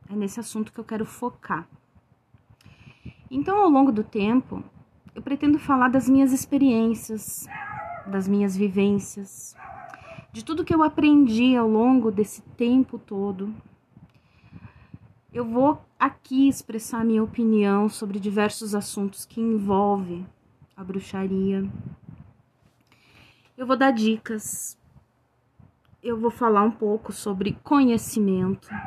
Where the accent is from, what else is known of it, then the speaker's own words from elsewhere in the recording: Rio Grande do Sul, Brazil; eu sou do Rio Grande do Sul.